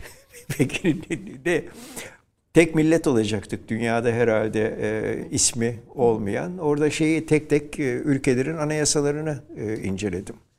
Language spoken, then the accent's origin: Turkish; İzmir, Turkey; Şerafettin Bey Caddesi'nde doğdum ben